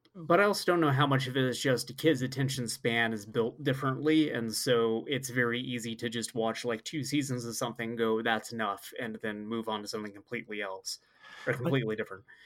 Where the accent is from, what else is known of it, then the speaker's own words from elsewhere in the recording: Oregon, United States; moved away; I grew up in Oregon, though, and we had a river that ran very close to our home